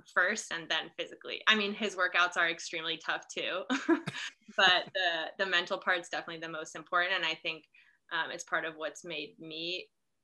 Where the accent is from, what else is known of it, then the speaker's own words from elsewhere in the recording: Canada; moved away as an adult; I'm from Canada